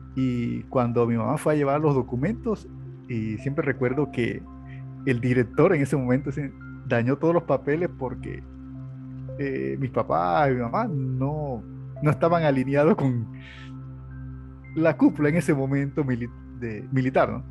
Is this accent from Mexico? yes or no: no; Los Santos, Panama; menos de cuatro minutos ya estás en la playa, donde soy nativo, que es, se llama de Los Santos